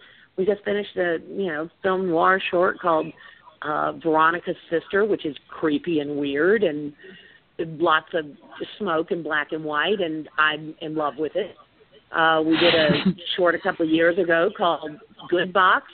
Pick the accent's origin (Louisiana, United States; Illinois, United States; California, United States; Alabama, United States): Louisiana, United States; now in Austin, United States